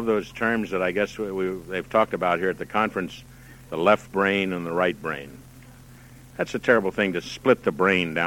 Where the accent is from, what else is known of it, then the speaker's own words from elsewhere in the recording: Dayton, Ohio, United States; I was born in Dayton